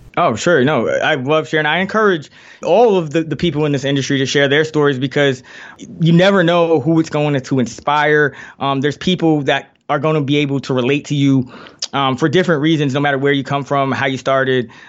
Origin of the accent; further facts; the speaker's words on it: New York City, New York, United States; I grew up in the Bronx, New York